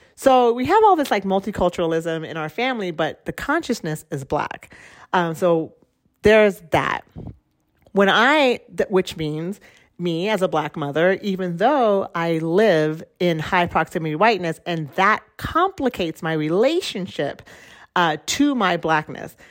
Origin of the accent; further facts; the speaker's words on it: Oregon, United States; also born or lived in Central America; I was born in Oregon, which is a white space